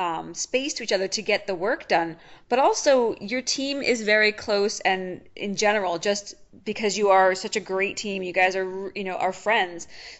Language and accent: English; Philadelphia, Pennsylvania, United States; being a Philadelphian myself